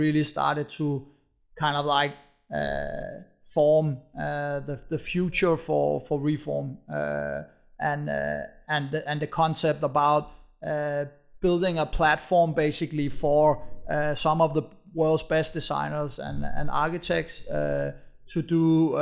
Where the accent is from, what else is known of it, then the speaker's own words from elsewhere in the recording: Copenhagen, Capital Region of Denmark, Denmark; moved away as an adult; now in Berlin, Germany; we found the company in Copenhagen, and we are from Copenhagen, and we have, you know, Danish roots